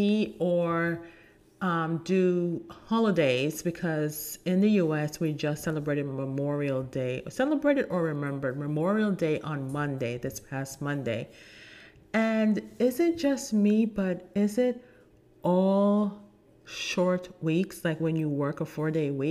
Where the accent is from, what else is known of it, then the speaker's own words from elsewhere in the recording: Jamaica; I'm Jamaican